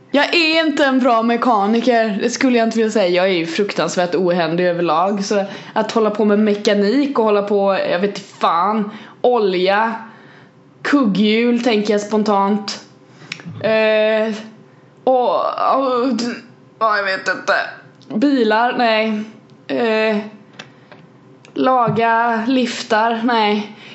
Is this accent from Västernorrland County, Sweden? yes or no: no; Kalmar, Kalmar County, Sweden; Jag är från Kalmar för fan.